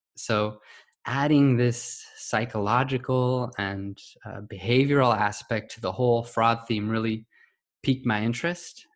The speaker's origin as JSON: {"language": "English", "region": "California", "country": "United States", "tie": "born or raised there", "said": "I was um, born and raised in California in the US."}